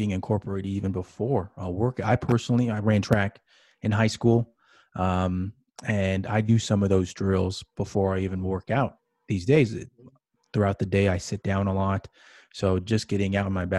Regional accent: Manhattan Beach, California, United States; I grew up in Manhattan Beach, California

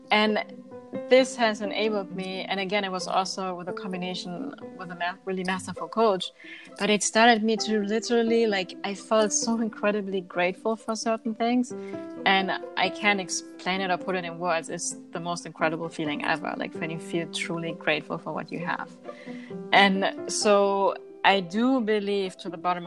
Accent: Germany; moved away; I grew up in Germany eating organic foods

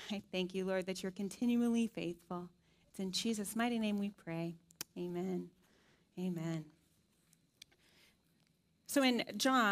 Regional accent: Dayton, Ohio, United States; moved away; They're actually in my hometown, Dayton, Ohio, this week

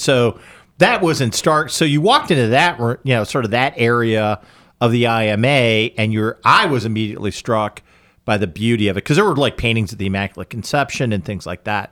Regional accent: United States; as an American

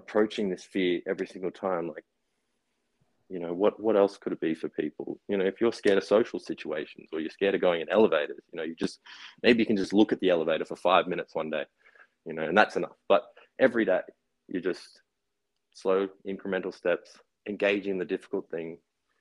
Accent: Brisbane and Noosa, Queensland, Australia; also born or lived in Gold Coast; So I grew up in Noosa, well, Brisbane and Noosa

